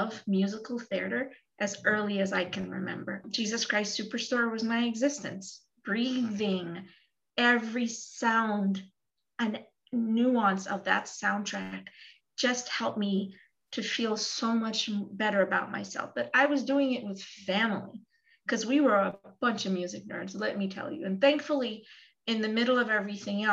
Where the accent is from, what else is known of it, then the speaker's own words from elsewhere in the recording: New York, United States; I'm from New York